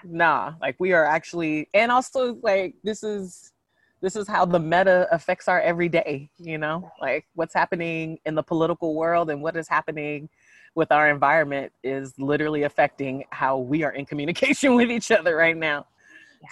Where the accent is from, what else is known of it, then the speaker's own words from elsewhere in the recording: San Jose, California, United States; also born or lived in San Francisco / Oakland; I grew up in San Jose and spent my adult life in San Francisco and Oakland